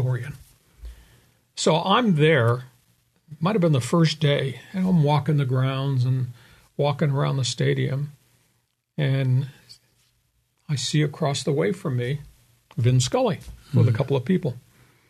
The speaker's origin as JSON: {"language": "English", "area": "Long Island", "region": "New York", "country": "United States", "tie": "born or raised there", "moved": "yes", "lives_now": "San Diego, United States", "said": "I grew up on Long Island"}